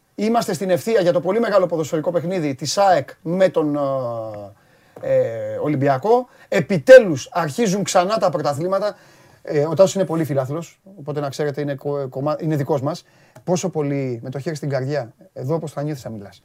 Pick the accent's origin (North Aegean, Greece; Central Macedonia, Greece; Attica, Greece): Attica, Greece; Piraeus; Και εγώ πυραιώτη είμαι